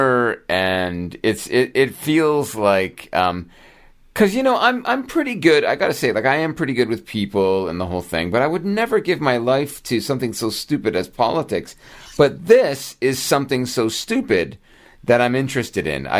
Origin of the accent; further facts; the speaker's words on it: Brampton, Ontario, Canada; my hometown of Brampton, Ontario